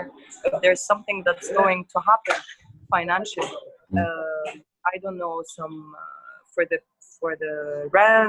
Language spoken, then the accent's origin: English; Tripoli, North Governorate, Lebanon; I'm from Tripoli.